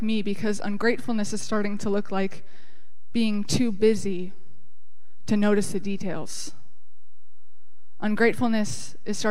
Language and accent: English; Cape Cod, Massachusetts, United States; I grew up on Cape Cod